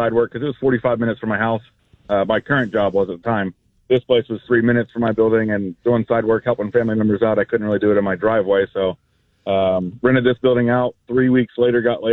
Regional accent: Harrison, Ohio, United States; moved away; also born or lived in Tampa, Florida; I'm from the Harrison area, not West Harrison, but Harrison again is on the other side of the border of Ohio and Indiana

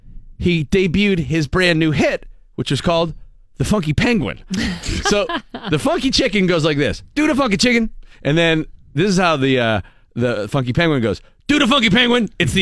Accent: Ireland; I'm Irish.

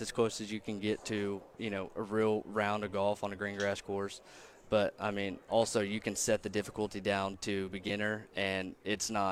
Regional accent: Chelsea, Oklahoma, United States; my brother and I both, you know, we grew up in Chelsea.

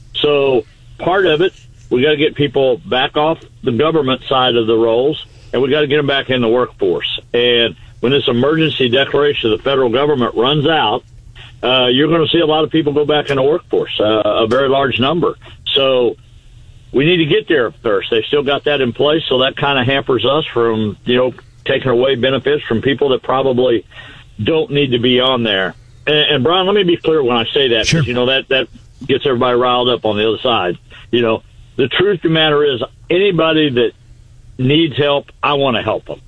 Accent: Missouri, United States; I'm actually at home today in, in my hometown.

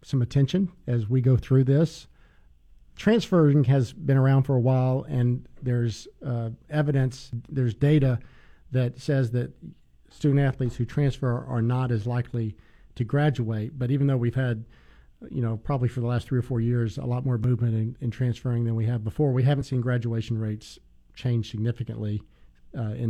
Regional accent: the South, United States; I grew up in the South following the SEC.

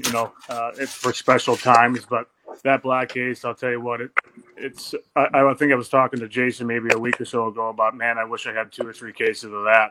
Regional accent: Detroit, Michigan, United States; I grew up in Detroit or around Detroit area

